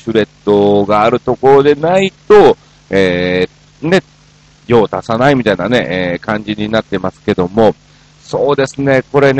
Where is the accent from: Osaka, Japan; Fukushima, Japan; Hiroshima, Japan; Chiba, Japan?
Osaka, Japan; 僕もあの、大阪出身でね、大阪の一門ですし